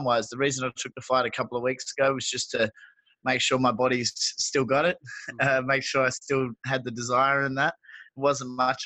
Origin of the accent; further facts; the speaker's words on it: Perth, Western Australia, Australia; They had the first UFC in Perth in my hometown this year